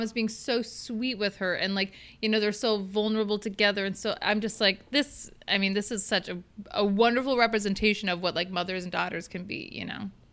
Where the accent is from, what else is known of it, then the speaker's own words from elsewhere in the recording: Minnesota, United States; I grew up in Minnesota